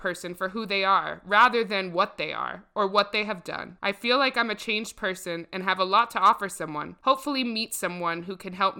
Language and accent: English; Columbus, Ohio, United States; I grew up in Columbus, Ohio, graduated from Westerville South in 2000.